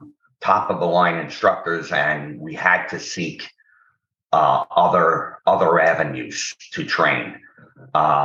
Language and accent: English; New York City, New York, United States; I was born in New York City, in the Bronx, the borough of the Bronx, which has a bad reputation sometimes, but I had a very good time growing up